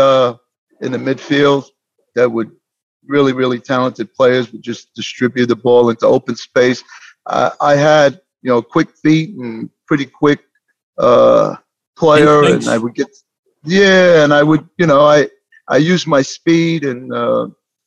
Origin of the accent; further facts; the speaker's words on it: Mount Vernon, United States; also born or lived in Brazil; I was born in Brazil. I came here when I was 5 years old and moved into Mount Vernon and went through the school system